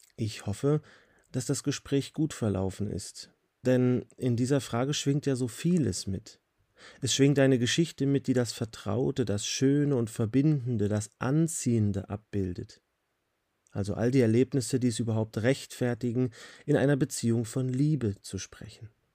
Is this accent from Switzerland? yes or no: yes; Switzerland; Hier bei uns in der Schweiz